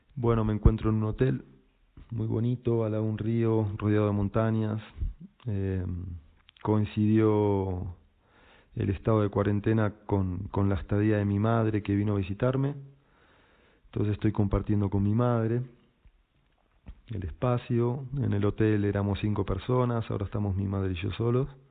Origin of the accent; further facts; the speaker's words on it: Buenos Aires, Argentina; moved away as an adult; also born or lived in Pisac, Peru; soy argentino, nací en Buenos Aires